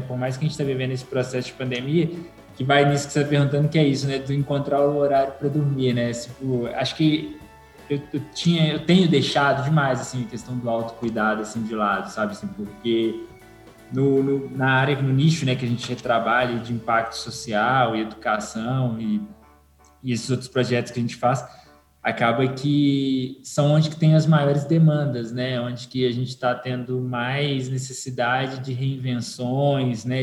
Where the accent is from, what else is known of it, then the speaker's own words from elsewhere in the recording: Belo Horizonte, Minas Gerais, Brazil; eu nasci, né, aqui no Conjunto Santa Maria, aqui em Belo Horizonte